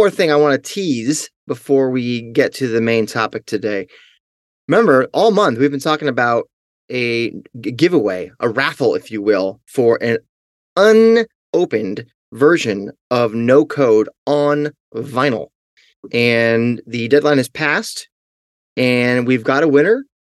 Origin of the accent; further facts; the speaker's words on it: Seattle, Washington, United States; I know that Easy Street Records here in my hometown of Seattle is selling that shirt on the DL.